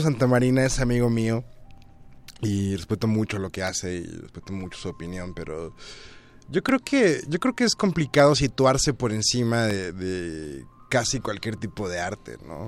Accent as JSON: {"language": "Spanish", "town": "Tuxtepec", "region": "Oaxaca", "country": "Mexico", "tie": "born or raised there", "moved": "yes", "lives_now": "Mexico City, Mexico", "said": "mi pueblo, que era pues, Tuxtepec, Oaxaca"}